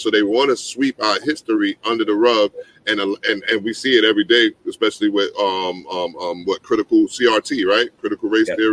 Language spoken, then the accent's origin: English; New York, United States; I'm a New Yorker